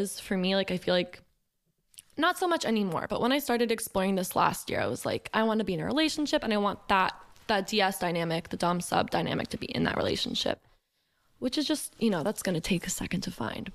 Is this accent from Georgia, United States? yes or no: yes; Johns Creek, Georgia, United States; I grew up in Johns Creek, Georgia